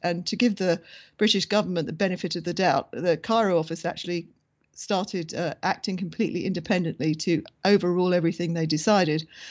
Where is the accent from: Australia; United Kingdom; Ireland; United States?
Ireland; being Irish